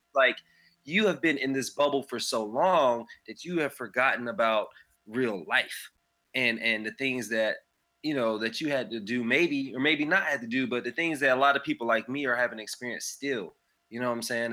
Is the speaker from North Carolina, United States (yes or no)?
yes; Raleigh, North Carolina, United States; I'm from Raleigh, North Carolina